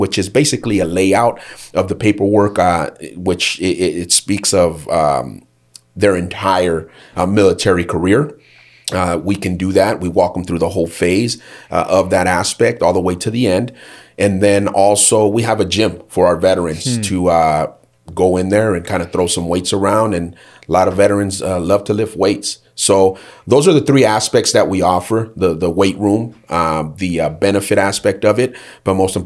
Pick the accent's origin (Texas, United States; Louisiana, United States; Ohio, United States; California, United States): California, United States; Fontana; I grew up in Fontana, California, just a few miles down the road from here